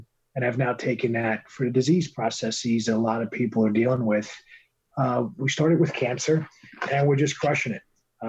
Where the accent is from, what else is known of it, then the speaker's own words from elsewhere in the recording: Bronx, New York, United States; The Bronx, New York City.